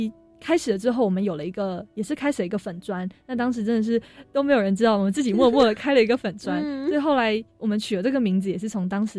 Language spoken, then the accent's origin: Chinese; Taiwan; 当当时从决定回台湾念大学之后，就希望说我是台湾人，那我希望能做点什么的时候